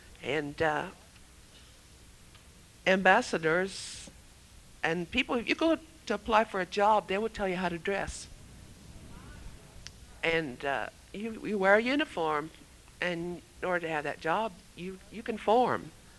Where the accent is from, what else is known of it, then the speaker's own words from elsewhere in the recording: Michigan, United States; moved away; I remember when we came from Michigan, in 1955, we moved from Michigan to Tulsa, Oklahoma.